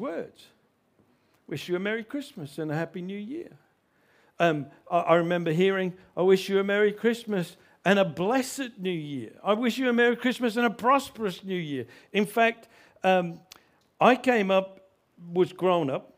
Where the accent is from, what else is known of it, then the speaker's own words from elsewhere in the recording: Australia; I grew up in Australia